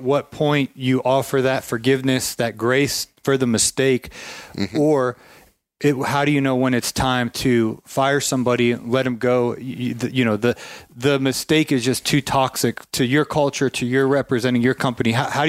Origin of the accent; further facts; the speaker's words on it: Canton, Ohio, United States; Yeah, we're from Ohio.